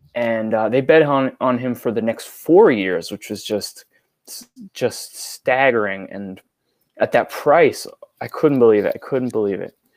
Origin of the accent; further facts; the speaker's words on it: New York, United States; I grew up in New York